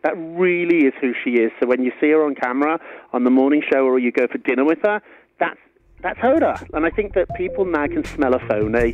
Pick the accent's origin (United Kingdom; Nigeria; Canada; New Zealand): United Kingdom; moved away as an adult; now in New York, United States; Being a Briton in New York and America